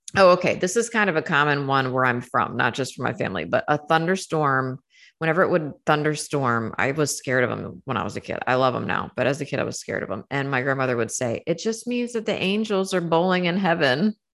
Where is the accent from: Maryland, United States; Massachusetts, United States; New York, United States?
Maryland, United States; Saint Mary's County; moved away; I was born and raised in Saint Mary's County, Maryland